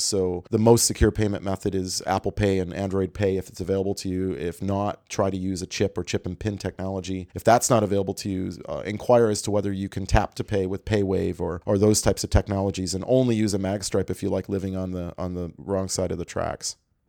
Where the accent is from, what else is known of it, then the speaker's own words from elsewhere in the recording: Canada; And what I guess my first reaction as an international traveler and as a Canadian is you're still using magstripes in your restaurant